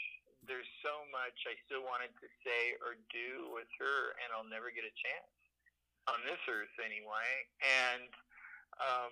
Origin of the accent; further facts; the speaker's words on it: Portland, Oregon, United States; I'm from Portland.